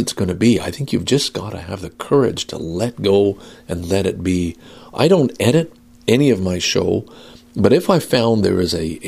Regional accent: Canada; I'm Canadian

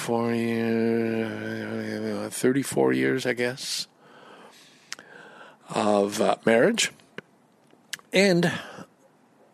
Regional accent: Canada; I'm Canadian

